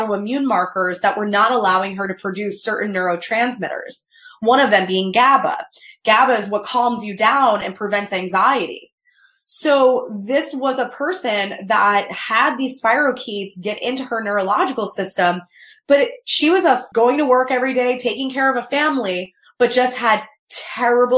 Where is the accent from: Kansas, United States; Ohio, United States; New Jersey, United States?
New Jersey, United States; Newark; I grew up in Newark, New Jersey